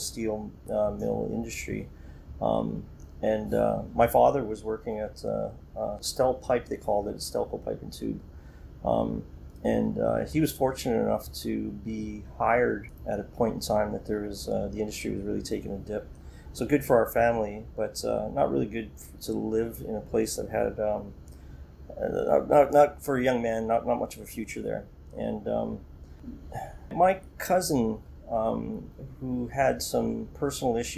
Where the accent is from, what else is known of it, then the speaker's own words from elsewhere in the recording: Welland, Ontario, Canada; I grew up in Welland, Ontario